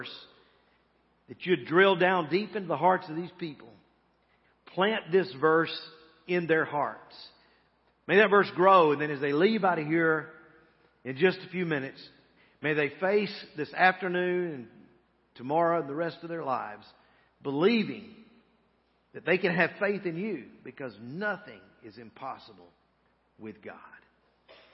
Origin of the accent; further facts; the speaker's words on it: Montgomery, Alabama, United States; moved away; I grew up in Montgomery, Alabama, and know a lot about this area